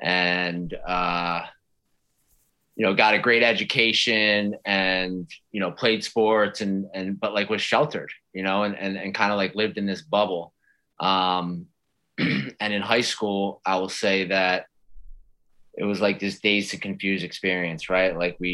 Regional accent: outside Philadelphia, New Jersey, United States; I grew up right outside of Philly in South Jersey.

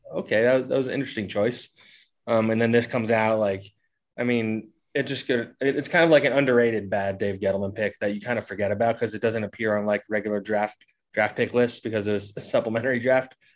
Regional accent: New Jersey, United States; I grew up in South Jersey.

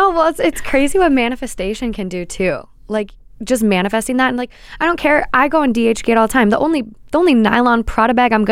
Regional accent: New York City, New York, United States; I don't know if it's because I'm from Brooklyn

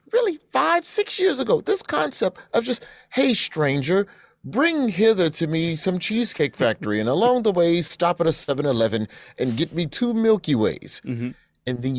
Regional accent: Alabama, United States; I'm from Alabama

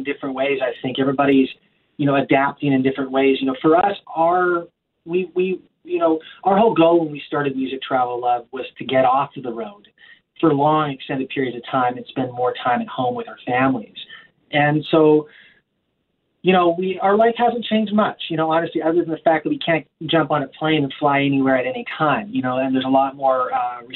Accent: Victoria, British Columbia, Canada; also born or lived in Vancouver / Bragg Creek, Alberta / Calgary / Thailand; now in Nashville, United States; we grew up in Victoria, British Columbia, Canada

